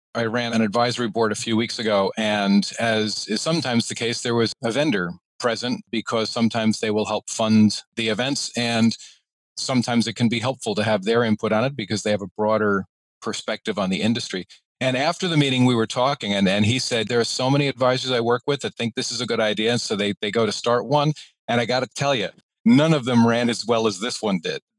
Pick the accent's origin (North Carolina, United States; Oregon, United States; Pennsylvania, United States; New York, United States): New York, United States; I am a New Yorker.